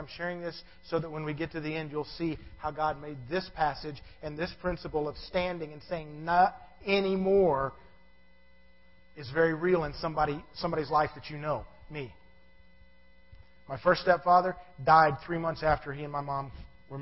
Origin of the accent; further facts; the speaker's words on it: Savannah, Georgia, United States; I was born in Savannah, Georgia